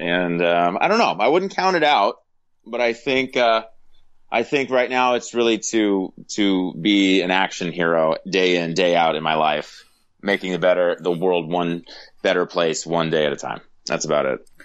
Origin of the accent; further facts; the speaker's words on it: Los Angeles, California, United States; I'm a native Angelino, born and raised in Los Angeles